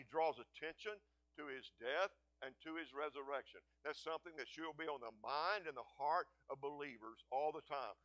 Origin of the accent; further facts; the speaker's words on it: Seminole, Texas, United States; I grew up in small town USA. I grew up in Seminole, Texas.